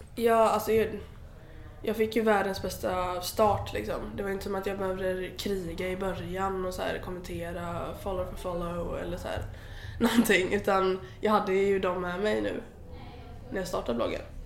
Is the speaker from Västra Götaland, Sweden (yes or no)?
yes; Alingsås, Västra Götaland, Sweden; moved away; jag kom ju från Alingsås